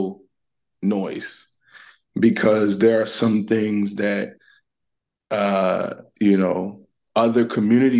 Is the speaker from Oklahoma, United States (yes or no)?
no; New York City, New York, United States; I'm originally from Brooklyn, New York. My family and I are of Haitian descent